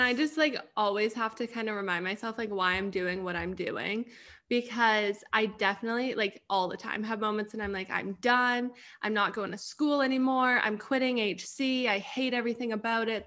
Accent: Canada; moved away as an adult; also born or lived in Arizona; so I got sent back home to Canada. And I got sent back home to my hometown

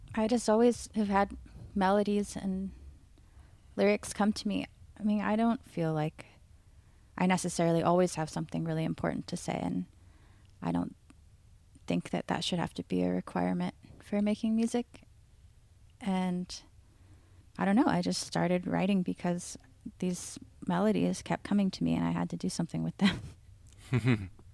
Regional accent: Seattle, Washington, United States; I grew up in North Seattle.

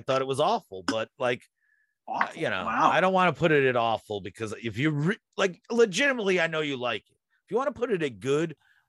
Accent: United States; I'm American.

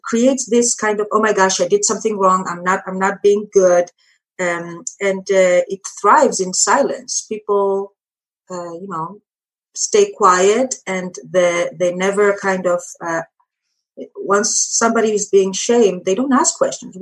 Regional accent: Greece; now in United States; I come from Greece, Europe.

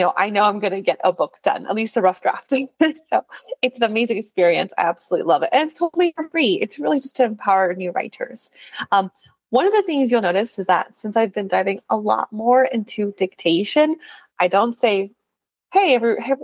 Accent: California, United States; accent: California; as a Californian

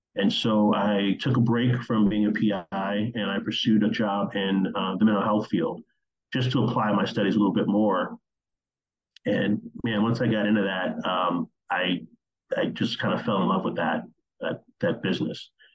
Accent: Oak Park, Illinois, United States; I grew up in the Chicago area. I grew up in a town called Oak Park, Illinois

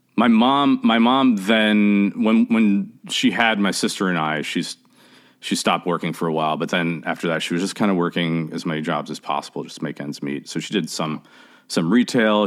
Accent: Chicago, Illinois, United States; also born or lived in Oak Park, Illinois; I grew up in Chicago. I actually grew up between Chicago and Oak Park, Illinois

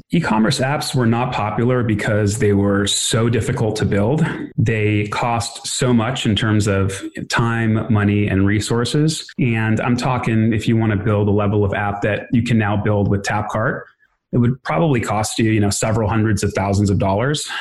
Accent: Los Angeles, California, United States; also born or lived in New York; i was born in new york when i was one my parents moved to uh, the los angeles area grew up in this area close to santa monica

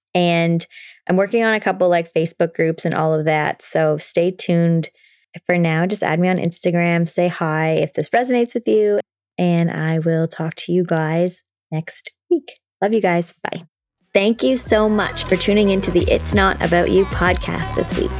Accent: Toronto, Ontario, Canada; I'm from Toronto

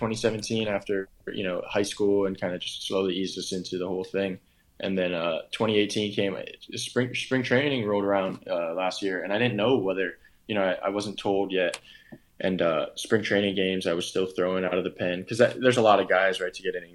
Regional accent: Oahu, Hawaii, United States; it's neighboring my hometown

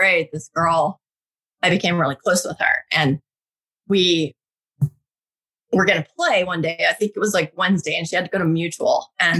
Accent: Utah, United States; now in Santa Monica, United States; growing up in Utah, there's a different perspective, I think, especially not being Mormon. I grew up very Catholic

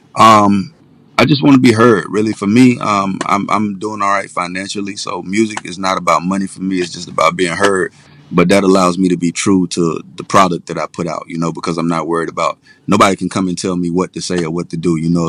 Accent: Pensacola, Florida, United States; also born or lived in Atlanta; I'm originally from Pensacola, Florida, born and raised

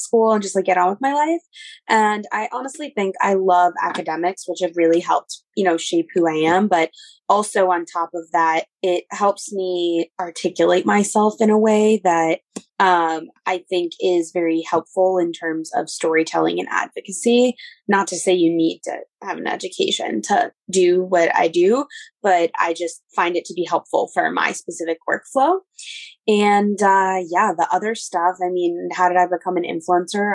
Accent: New York City, New York, United States; I grew up in New York City

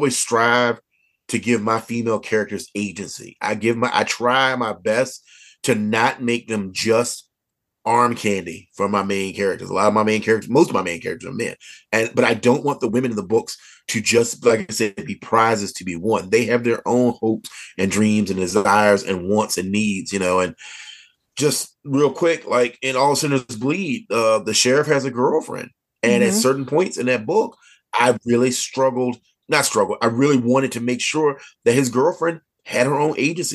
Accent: the South of Virginia, United States; As a kid growing up in the South of Virginia

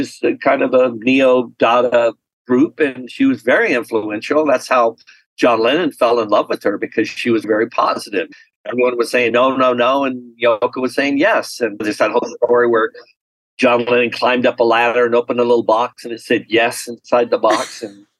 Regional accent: United States; I'm American

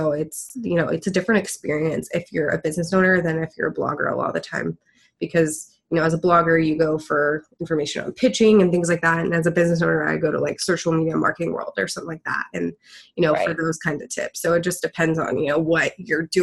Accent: Houston, Texas, United States; I'm from Houston

